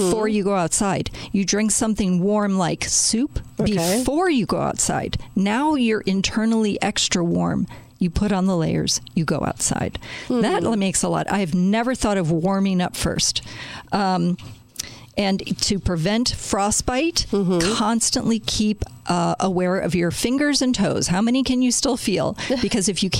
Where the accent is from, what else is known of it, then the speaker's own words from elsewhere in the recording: Chicago, Illinois, United States; I am from Chicago, born and raised there